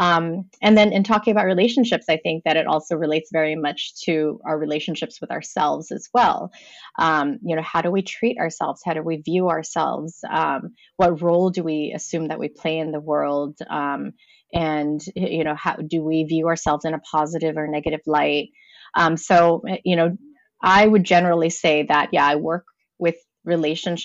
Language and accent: English; Los Angeles, California, United States; I am from Los Angeles, California